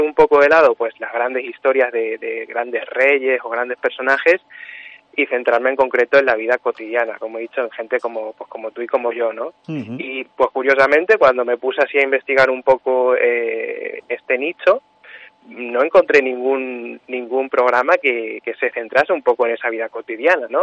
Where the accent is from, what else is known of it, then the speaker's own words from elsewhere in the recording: Puerto de Béjar, Castile and León, Spain; yo soy de Puerto de Béjar, pero, pero bueno, mi madre es de Montemayor del Río